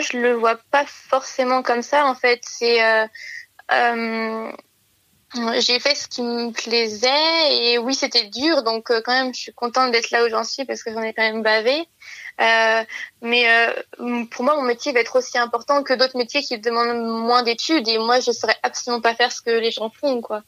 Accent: near Lyon, Auvergne-Rhône-Alpes, France; Je suis partie de chez moi après j'ai eu mon bac, puisque j'ai fait euh, deux ans de prépa euh, dans une grande ville à côté de chez moi, à Lyon.

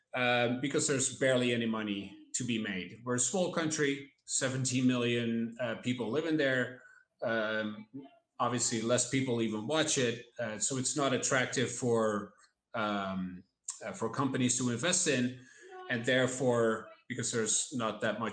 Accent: Netherlands; now in Miami, United States; I'm from the Netherlands. I grew up watching soccer, obviously, from the south, from Eindhoven

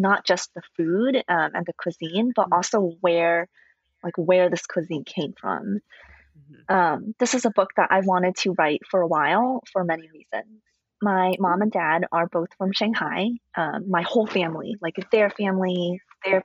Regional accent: Fremont, California, United States; moved away as an adult; also born or lived in St. Louis; I grew up near the San Francisco Bay Area in a little town called Fremont

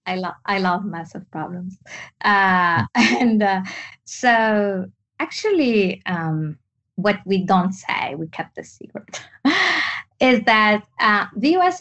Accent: Tunisia; English is a second language; moved away as an adult; also born or lived in France; my story is growing up in Tunisia. I am actually Tunisian

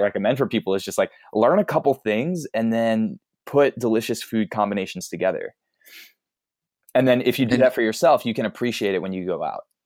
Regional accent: East Coast, United States; I grew up on the East Coast

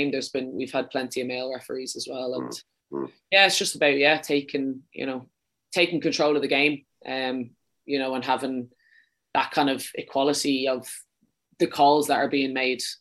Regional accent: Leinster, Ireland; accent: Dublin; No, I'm from Wicklow. Um, my mom will be very disappointed with that now. She always says I kind of have a bit too much of a Dublin accent.

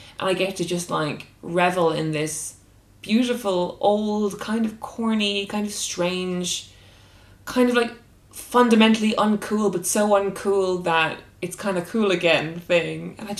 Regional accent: Cork, Munster, Ireland; when I was growing up in Cork.

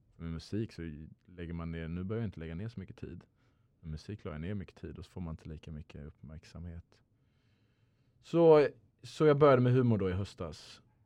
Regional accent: Luxembourg; moved away as an adult; also born or lived in Lund, Sweden; now in Stockholm, Sweden; född och uppväxt i Luxemburg

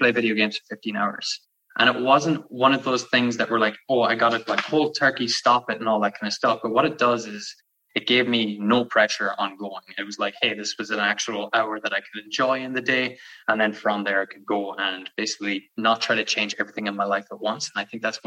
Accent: Ireland; now in Canada; You could probably hear it in the accent, but I'm from Ireland. I'm living out in Canada.

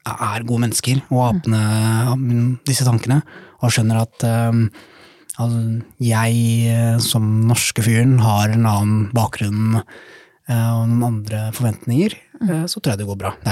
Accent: Somalia; now in Norway; Jeg husker jo Eller ja, være hjemme i Somalia.

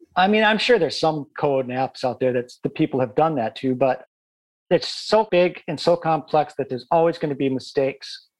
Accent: Midwest, United States; now in United Kingdom; I come from the Midwest and you know, I grew up in areas where you didn't lock your doors

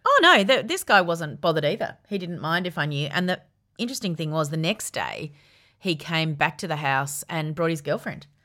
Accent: Yarra Valley, Victoria, Australia; I grew up in the Yarra Valley

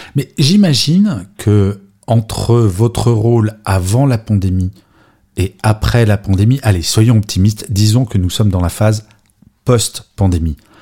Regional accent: France; je suis français

